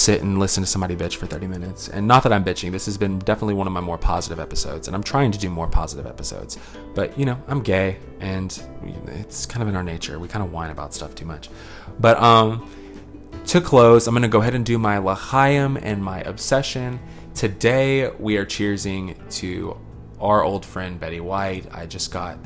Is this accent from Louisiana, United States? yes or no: yes; Louisiana, United States; I'm a Louisiana, that was born and raised in Louisiana